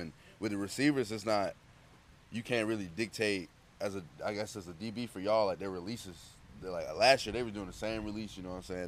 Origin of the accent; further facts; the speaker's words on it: Georgia, United States; I'm from Georgia